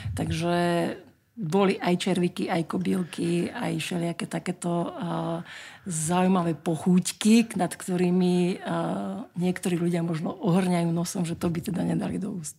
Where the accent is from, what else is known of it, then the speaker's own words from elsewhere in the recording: Čadca, Žilina Region, Slovakia; je to môj rodný kraj, lebo ja som sa narodila v Čaci